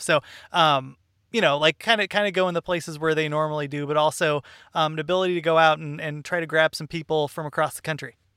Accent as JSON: {"language": "English", "region": "Southern California", "country": "United States", "tie": "born or raised there", "said": "I grew up in Southern California."}